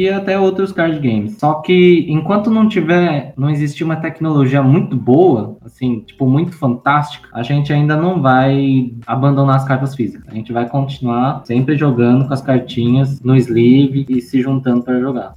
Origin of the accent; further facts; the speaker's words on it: São Paulo, Brazil; Eu sou nascida aqui em São Paulo, atualmente moro aqui em São Paulo também, São Paulo capital